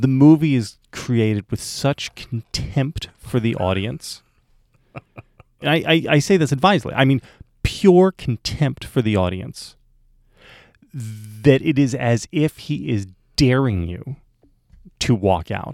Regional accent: New Jersey, United States; now in Virginia, United States; where Vic and I grew up in New Jersey

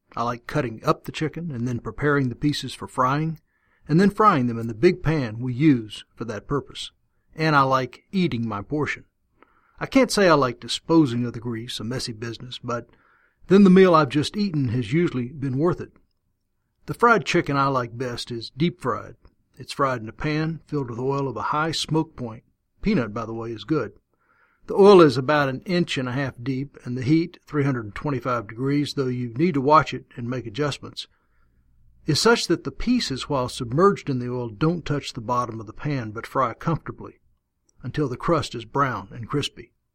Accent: Texas, United States; I learned about fried chicken growing up in Texas in a family that ate a lot of it

